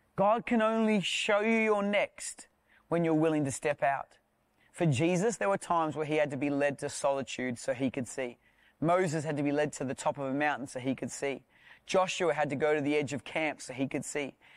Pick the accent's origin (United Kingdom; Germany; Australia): Australia; South Australia; I'm from South Australia.